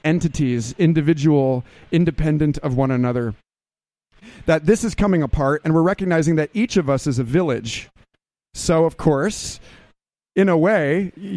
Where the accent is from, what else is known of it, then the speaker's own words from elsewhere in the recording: Austin, Texas, United States; I'm from Austin, Texas